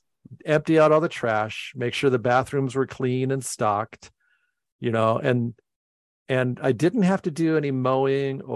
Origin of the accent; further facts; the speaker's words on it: Arizona, United States; moved away; also born or lived in Philadelphia; I grew up in Arizona, where one of the churches that my grandfather led in Phoenix was celebrating its 50th anniversary